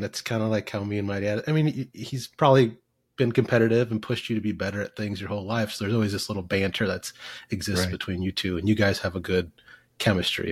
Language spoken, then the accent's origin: English; Fremont, Nebraska, United States; also born or lived in West Point, Nebraska; now in Kansas, United States; adopted as a kid, 18 months old, and I grew up in Nebraska